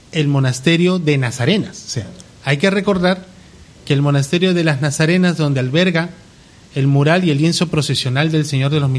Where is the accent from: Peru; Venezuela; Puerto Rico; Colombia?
Peru; como peruanos tenemos que sentirnos orgullosos de esta tierra que nos vio nacer.